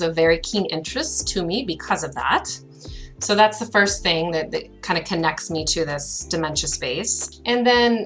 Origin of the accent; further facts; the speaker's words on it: United States; moved away as an adult; now in Canada; I'm from the United States